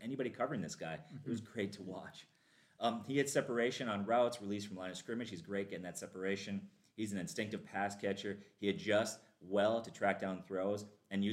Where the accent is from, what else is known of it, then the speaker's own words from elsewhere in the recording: Minnesota, United States; we're Vikings fans, all three of us, born and raised in Minnesota